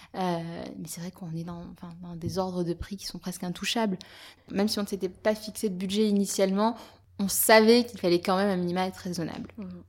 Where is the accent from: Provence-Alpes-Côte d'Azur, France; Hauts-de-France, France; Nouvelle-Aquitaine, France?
Provence-Alpes-Côte d'Azur, France; near Avignon; now in Paris, France; J'ai effectivement de la, famille là-bas, et puis surtout, je suis originaire de là-bas.